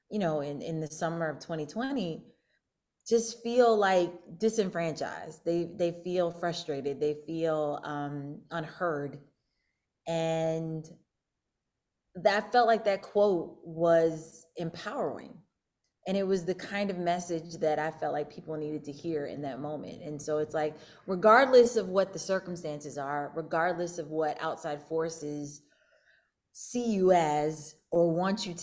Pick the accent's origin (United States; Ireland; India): United States; St. Louis, Missouri; moved away; also born or lived in Pittsburgh, Pennsylvania; I am from uh, Pittsburgh, as Neil mentioned. I was born in Pittsburgh, but um, I spent I spent part of my childhood um, in St. Louis